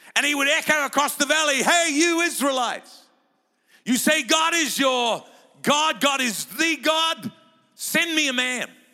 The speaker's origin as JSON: {"language": "English", "town": "Lower Hutt", "region": "Wellington", "country": "New Zealand", "tie": "born or raised there", "said": "I was born in Lower Hutt, doesn't even make it to Upper Hutt"}